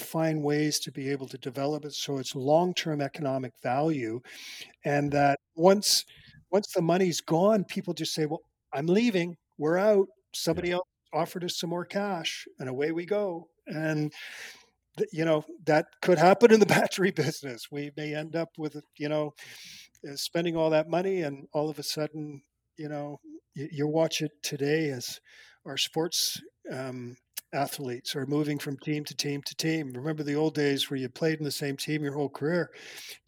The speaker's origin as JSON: {"language": "English", "country": "Canada", "said": "I'm a Canadian, and I'm very proud of this country"}